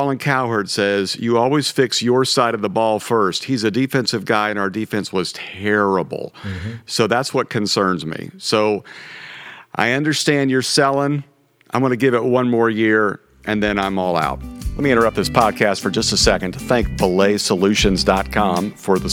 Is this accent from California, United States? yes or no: no; Norman, Oklahoma, United States; I was born in Norman. I'm a Sooners fan.